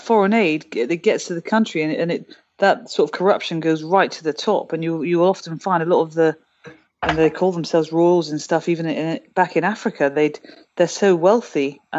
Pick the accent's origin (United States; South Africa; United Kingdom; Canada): United Kingdom; And I can say that as a Brit, because obviously we've had that happen for quite a few centuries now.